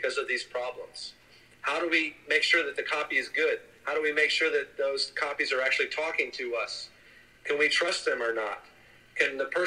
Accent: Germany; now in United States; I was born in Germany. And now we work here in the United States

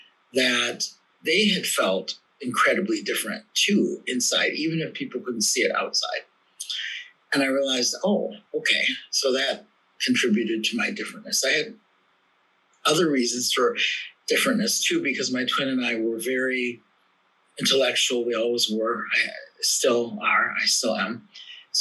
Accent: Milwaukee, Wisconsin, United States; also born or lived in South Korea; So I was born in South Korea in 1960. I was adopted along with my twin brother by white American parents of Norwegian and German descent. That's my Norwegian name. And we were raised in Milwaukee, Wisconsin in the 1960s and 70s

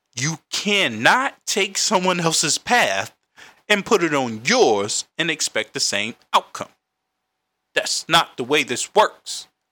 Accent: Raleigh, North Carolina, United States; now in Washington, D.C., United States; I'm from Raleigh, North Carolina

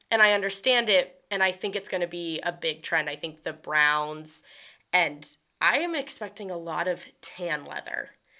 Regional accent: the North, United States; moved away as an adult; now in Auburn, United States; coming from the North

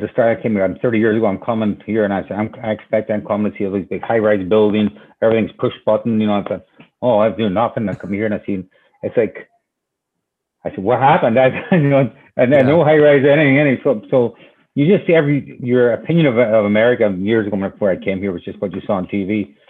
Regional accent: Derry, Northern Ireland, United Kingdom; moved away as an adult; now in New Bedford, United States; I grew up in Derry, you know, right on the water too.

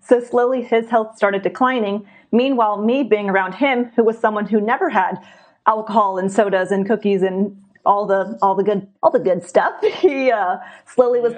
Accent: San Diego, California, United States; I was born and raised in San Diego, California

